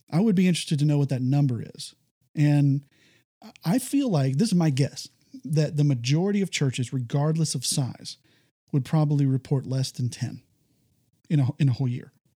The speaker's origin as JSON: {"language": "English", "region": "Texas", "country": "United States", "said": "I come from Texas"}